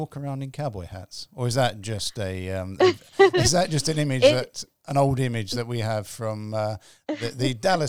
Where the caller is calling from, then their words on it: London, United Kingdom; I'm calling from London.